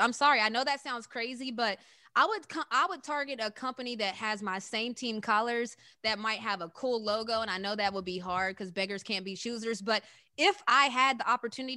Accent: West Virginia, United States; we're from West Virginia

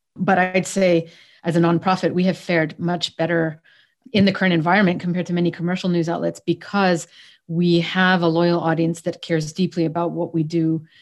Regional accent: Canada; moved away; I'm Canadian, actually, raised to Egyptian parents. So I was living in Canada.

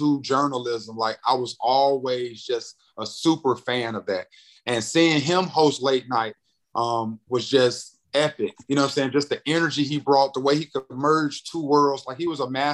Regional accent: Greensboro, North Carolina, United States; also born or lived in St. Louis, Missouri; a radio program that's in my hometown. I grew up listening to 102 Jams

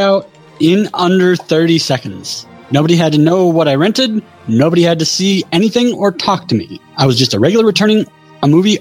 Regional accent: Minnesota, United States; I'm from Minnesota

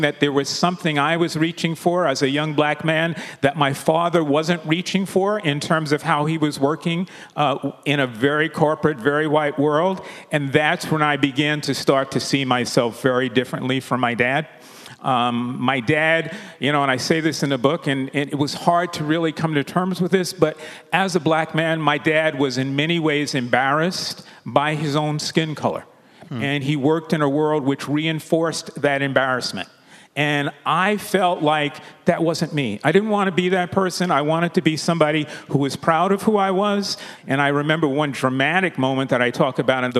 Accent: New York City, New York, United States; We grew up in the Williamsbridge area of the Bronx

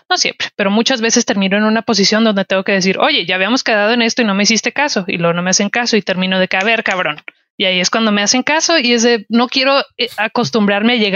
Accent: northern Mexico, Mexico; porque soy mujer, porque soy norteña, porque estoy siendo amable

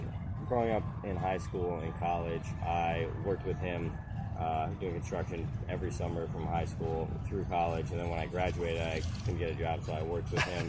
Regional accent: Durham, Connecticut, United States; also born or lived in New Haven, Connecticut; I was born in New Haven. I grew up in a small town called Durham.

